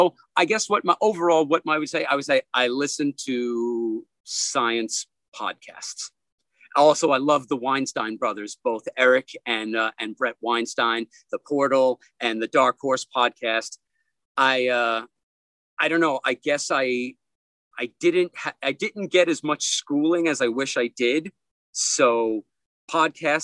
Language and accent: English; New York City, New York, United States; older gentlemen that I grew up with in Brooklyn.